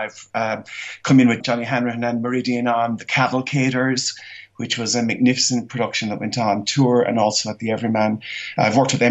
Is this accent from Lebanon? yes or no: no; Millstreet, Munster, Ireland; moved away as an adult; also born or lived in Cork; now in London, United Kingdom; I grew up in Mill Street